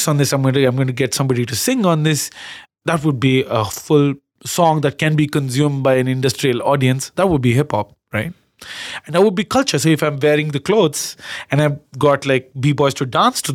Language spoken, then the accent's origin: English; Karnataka, India; accent: Kannada; My Kannada accent